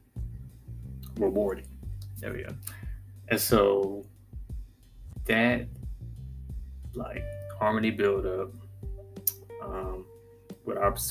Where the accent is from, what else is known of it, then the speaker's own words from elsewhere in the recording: North Carolina, United States; also born or lived in Virginia; decided to move back to my home state, North Carolina